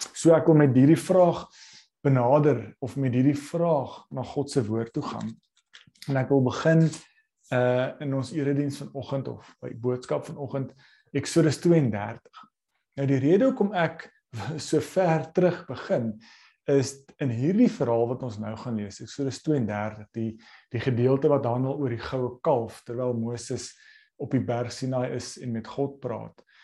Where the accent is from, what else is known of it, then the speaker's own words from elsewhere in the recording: South Africa; ons as Suid-Afrikaners